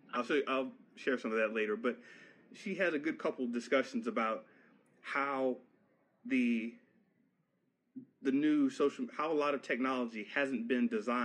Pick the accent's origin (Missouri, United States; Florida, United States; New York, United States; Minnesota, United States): Florida, United States; I was raised in Florida